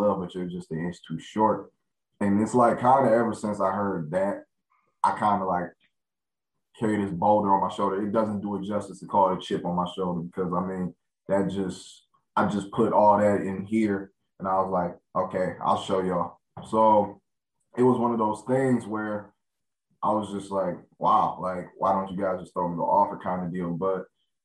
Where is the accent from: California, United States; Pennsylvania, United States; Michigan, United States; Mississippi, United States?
Michigan, United States; Clarkston; also born or lived in Pontiac, Michigan; I grew up in Clarkston, and it's kind of like a family atmosphere.